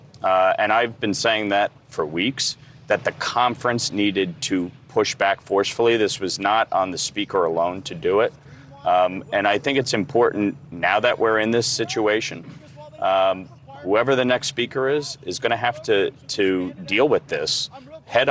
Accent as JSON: {"language": "English", "region": "New York", "country": "United States", "said": "a state like New York, my home state"}